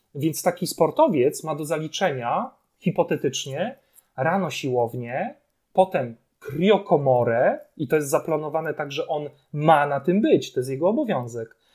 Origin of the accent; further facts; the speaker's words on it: Poland; Urodziliśmy się akurat tutaj, w tym kraju.